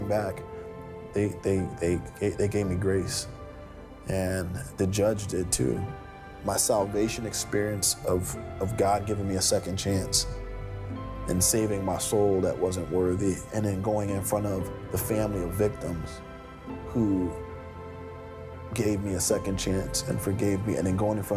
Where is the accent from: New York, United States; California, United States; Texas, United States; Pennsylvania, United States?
Pennsylvania, United States; Philadelphia; When I grew up in the Fairmount section of Philadelphia, I lived literally one block from Eastern State Penitentiary